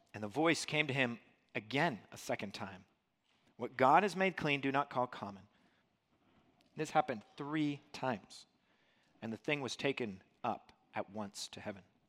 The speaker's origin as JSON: {"language": "English", "town": "Dublin", "region": "New Hampshire", "country": "United States", "tie": "born or raised there", "said": "So I grew up here in the Monadnock region and, um, grew up i-, in Dublin"}